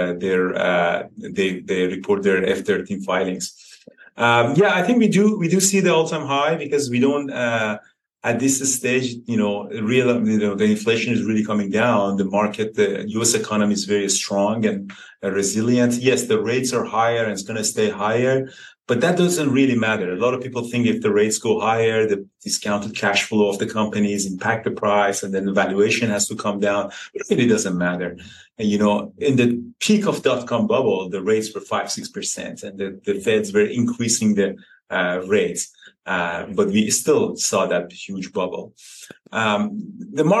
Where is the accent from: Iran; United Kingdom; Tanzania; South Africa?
Iran; now in Canada; I grew up in Iran next to the mountains.